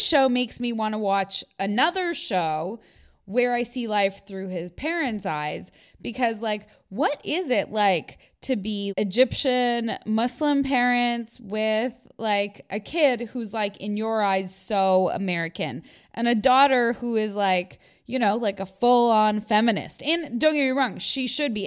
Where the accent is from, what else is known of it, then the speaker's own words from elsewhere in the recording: Canada; I've been so, you know, like, Americanized in my, i, in the fact of growing up here.